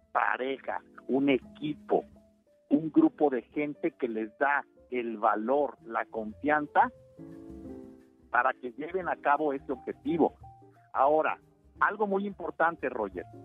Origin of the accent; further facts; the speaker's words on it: Mexico; Los mexicanos somos muy creativos y muy chingones